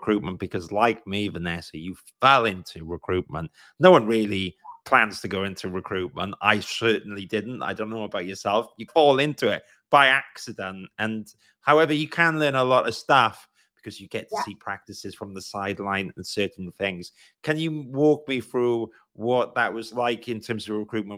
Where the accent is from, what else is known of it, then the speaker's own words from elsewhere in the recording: Wales, United Kingdom; accent: Welsh; my Welsh accent